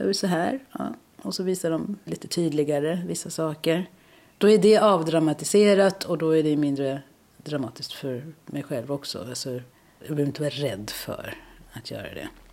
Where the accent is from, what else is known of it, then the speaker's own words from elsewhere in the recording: South Africa; now in Malmö, Sweden; Jag kommer från Sydafrika